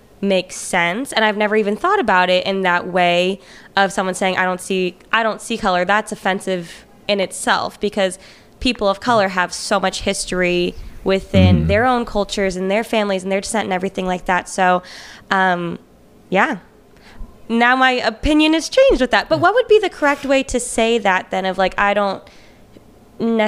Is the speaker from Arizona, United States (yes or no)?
no; Orange County, California, United States; I grew up again in Orange County